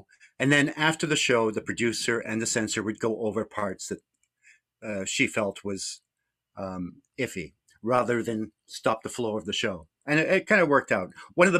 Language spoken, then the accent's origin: English; Scotland, United Kingdom; born there; I mean, I was fortunate in a way in that I was born in Scotland. So at home, I had a lot of British influences.